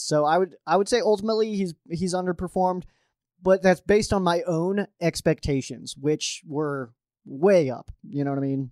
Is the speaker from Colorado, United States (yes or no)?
yes; Colorado, United States; my home state of Colorado